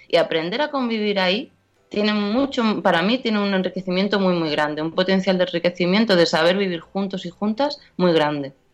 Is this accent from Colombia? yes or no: no; Seville, Andalusia, Spain; moved away as an adult; now in Madrid, Spain; yo soy de Sevilla y cuando me vengo a Madrid, pues yo qué sé, pues de repente me doy cuenta de que llevo ocho años en Madrid